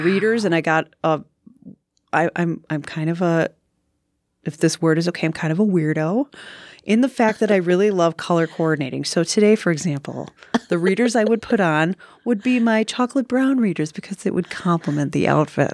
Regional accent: Ashwaubenon, Wisconsin, United States; I grew up in Ashwaubenon, Wisconsin, suburb of Green Bay

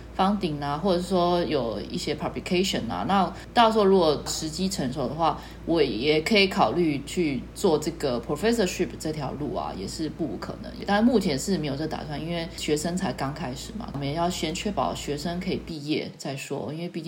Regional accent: Taiwan; now in Berlin, Germany; 那我可以说啊，我是从台湾来的呢，然后说，可是你这十四年都在柏林呢

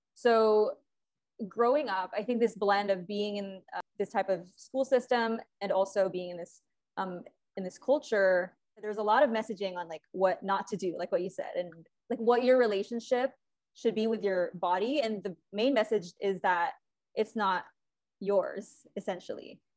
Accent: Philippines; moved away as an adult; now in Los Angeles, United States; I was actually born and raised in the Philippines. Um, I moved to LA when I was 18.

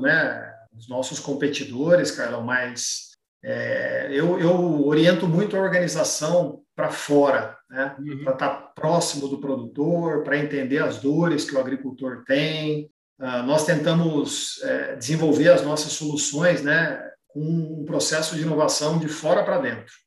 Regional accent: Campinas, São Paulo, Brazil; Eu sou natural de Campinas

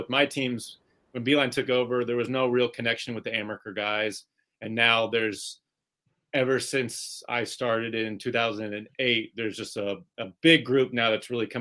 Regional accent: Indiana, United States; growing up in Indiana

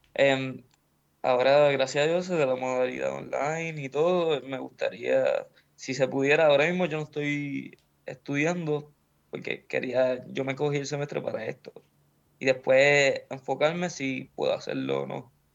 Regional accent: Puerto Rico; moved away

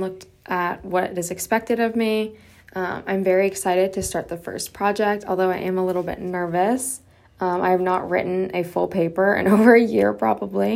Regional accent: St. Petersburg, Florida, United States; I was born and raised in St. Petersburg, Florida

